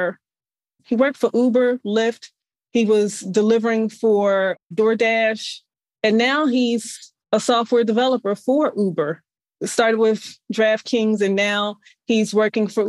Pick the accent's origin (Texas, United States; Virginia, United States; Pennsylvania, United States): Pennsylvania, United States; Philadelphia; moved away as an adult; also born or lived in Delaware / Phoenix, Arizona; in West Philadelphia, born and raised. I was born in West Philadelphia.